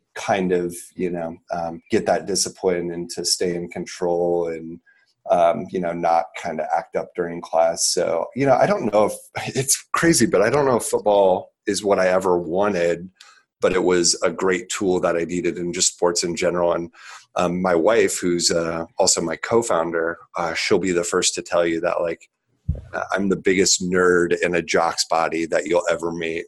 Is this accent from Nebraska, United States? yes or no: yes; Lincoln, Nebraska, United States; grew up in Lincoln, Nebraska, a trailer park. Actually, um, I am still in Lincoln here in Lincoln